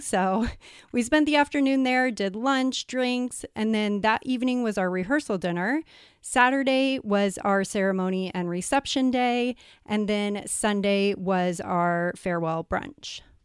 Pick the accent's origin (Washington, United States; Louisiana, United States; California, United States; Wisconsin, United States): California, United States; San Diego; moved away as an adult; now in Puerto Rico; I'm actually from San Diego, but we are living in Puerto Rico